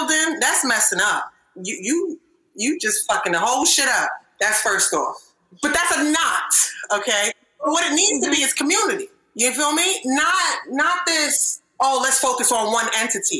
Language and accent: English; Nigeria; we're Nigerian